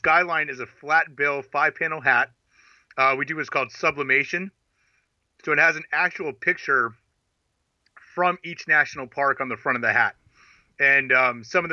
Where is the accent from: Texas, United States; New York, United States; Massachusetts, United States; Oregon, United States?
Oregon, United States; Portland; I'm from Portland, Oregon